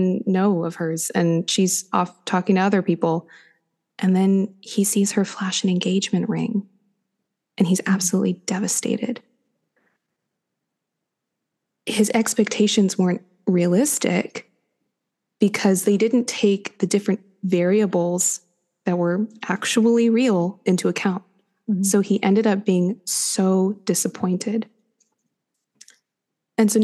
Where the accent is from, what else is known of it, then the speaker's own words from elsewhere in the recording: United States; also born or lived in New York; I'm an American